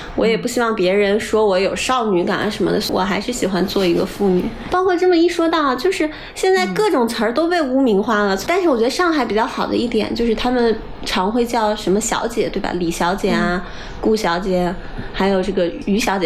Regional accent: Shanxi, China; moved away; 因为从小我是山西人嘛，我们这种北方人小时候对上海男人的理解都是来自于春晚的巩汉林

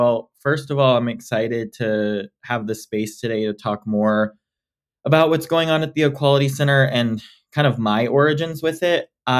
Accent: California, United States; born there; also born or lived in Texas, United States; I was born in California, spent a lot of time in Texas, and then, as I mentioned, moved to DC.

